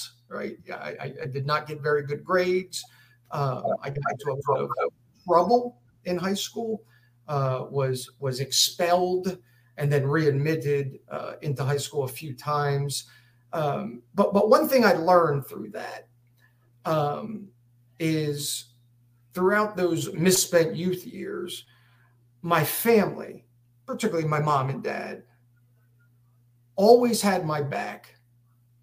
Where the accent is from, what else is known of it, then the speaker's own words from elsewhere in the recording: Harrisburg, Pennsylvania, United States; moved away as an adult; also born or lived in Texas; I was born and raised in Harrisburg